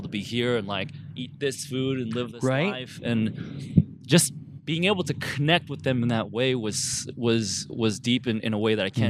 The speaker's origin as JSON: {"language": "English", "country": "United States", "also_born_or_lived": "Taipei, Taiwan", "said": "I was born in Taipei, but then I moved here when I was like 3 months old, so I'm basically American."}